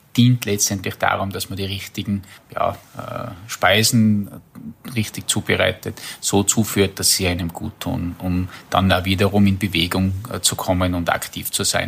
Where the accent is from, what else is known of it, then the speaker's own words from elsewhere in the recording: Kitzbühel District, Tyrol, Austria; Ich komme ja aus dem Bezirk Kitzbühel